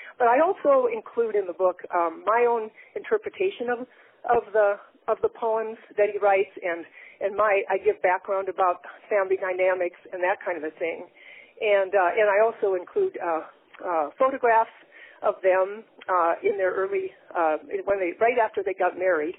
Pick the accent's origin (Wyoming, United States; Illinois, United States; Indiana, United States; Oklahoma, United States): Illinois, United States; Chicago; now in Oregon, United States; Well, I'm from originally from Chicago, Illinois. My grandparents were immigrants from, it was then Yugoslavia, now it's Slovenia, but I moved out to Oregon in 1960 with my family